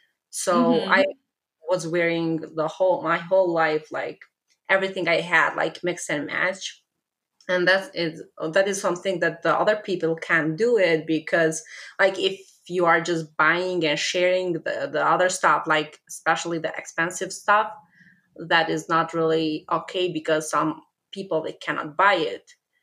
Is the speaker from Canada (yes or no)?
no; Albania; English is a second language; I am from Albania.